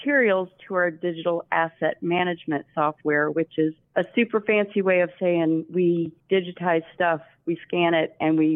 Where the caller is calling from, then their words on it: Alabama, United States; I am in Alabama.